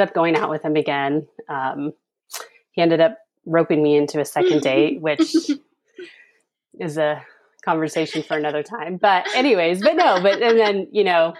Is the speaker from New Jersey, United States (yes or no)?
no; Reno, Nevada, United States; moved away as an adult; now in Thousand Oaks, United States; I grew up in Reno, Nevada, and then made a big move in 2010 and moved down here to Thousand Oaks, Southern California.